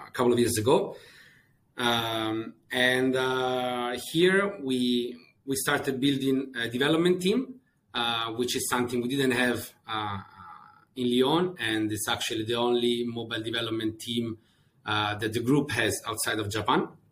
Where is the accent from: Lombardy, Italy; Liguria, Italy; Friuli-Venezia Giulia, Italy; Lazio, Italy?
Lazio, Italy; Rome; moved away as an adult; also born or lived in Scotland; I'm Italian. Uh, I was born and raised in, uh, in, in, Rome